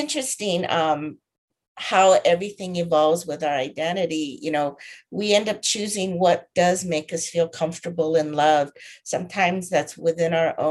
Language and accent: English; United States; I'm Japanese American, and that has its own definition of identity that is unique to growing up here.